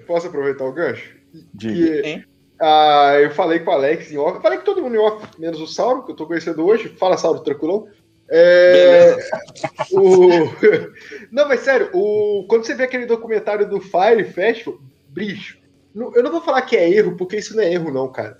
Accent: Espírito Santo, Brazil; eu sendo do Espírito Santo

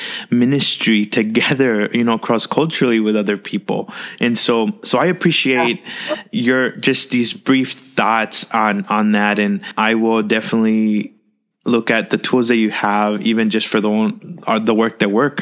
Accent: Rio Grande Valley, South Texas, United States; I grew up in the South Texas region in the Rio Grande Valley

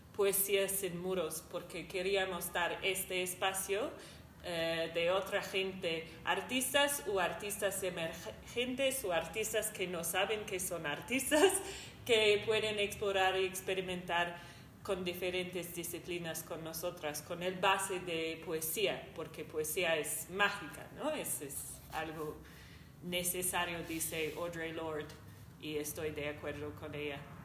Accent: New Zealand; moved away as an adult; soy de Nueva Zelanda he vivido acá como dos años y media

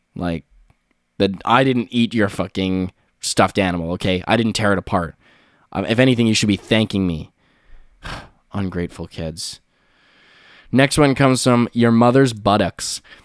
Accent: Canada; I'm Canadian

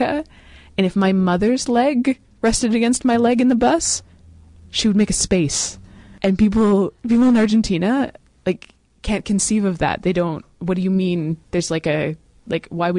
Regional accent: Western Canada, Canada; I'm from Western Canada

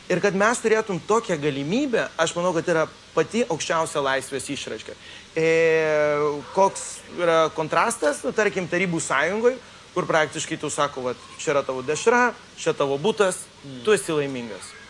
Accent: Colombia; aš gimiau lietuvių Kolumbijoje. Ir, ir, ir aš turėjau tą tapatybę, aš visada jaučiausi lietuviu

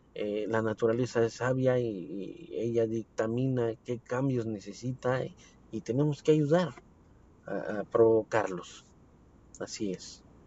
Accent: Mexico City, Mexico; yo soy de la Ciudad de México

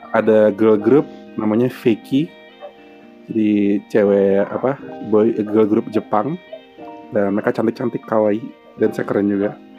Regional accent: Jakarta, Indonesia; moved away; aku asli Jakarta, asli Jakarta Timur, lahir dan besar di sana

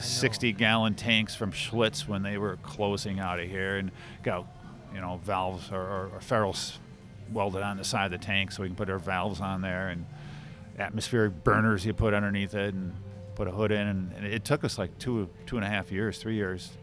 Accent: Brown Deer, Wisconsin, United States; my brother and myself, we grew up in Brown Deer, uh, Wisconsin

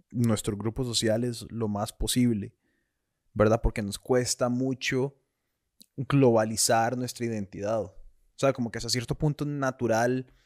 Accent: Costa Rica; Ni sentí orgullo de decir como, sí, madre, yo soy tico.

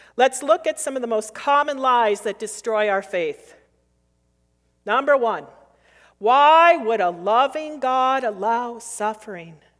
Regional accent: United States; also born or lived in Minnesota / Wisconsin; I grew up near Min, the border of Minnesota and Wisconsin

